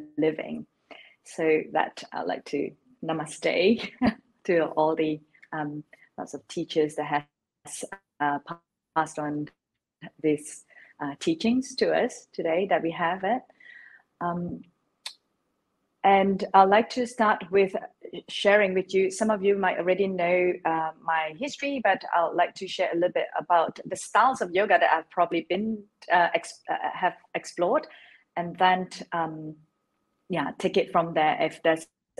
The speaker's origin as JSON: {"language": "English", "country": "Malaysia", "tie": "born or raised there", "moved": "yes", "lives_now": "London, United Kingdom", "said": "I was born in Malaysia. I am based in London now, so I live in London"}